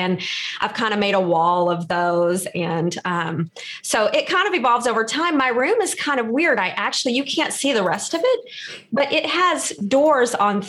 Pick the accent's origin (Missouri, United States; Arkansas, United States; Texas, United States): Texas, United States; I'm originally from Texas and have always wanted to live around the beach and finally got the chance to.